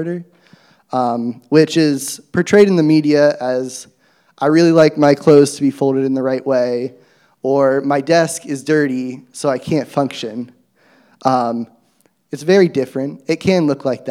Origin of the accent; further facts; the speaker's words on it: Athens, Ohio, United States; I grew up in Athens in a Christian home